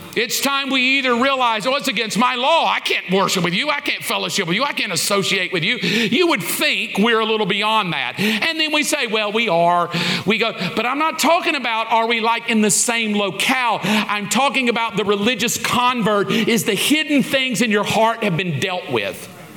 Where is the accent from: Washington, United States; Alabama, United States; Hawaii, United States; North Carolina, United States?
Alabama, United States; I grew up in the South. I grew up in Alabama